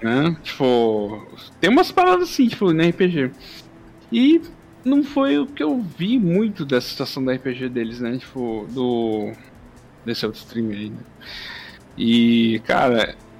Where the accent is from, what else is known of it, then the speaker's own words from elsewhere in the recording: Brazil; nós aqui Brasil